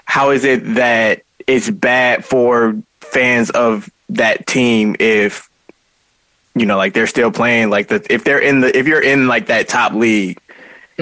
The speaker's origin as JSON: {"language": "English", "country": "United States", "said": "as an American"}